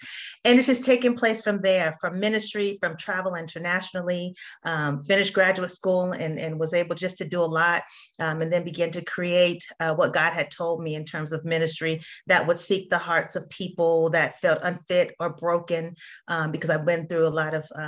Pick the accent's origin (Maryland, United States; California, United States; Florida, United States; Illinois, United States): California, United States; Bay Area; moved away as an adult; now in Atlanta, United States; I'm originally from California, so I'm from the Bay Area